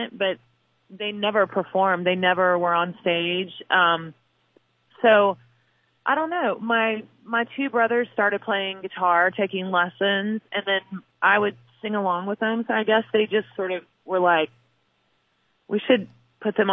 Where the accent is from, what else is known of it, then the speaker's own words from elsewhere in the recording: New Franklin, Missouri, United States; moved away; what it's like to grow up in Missouri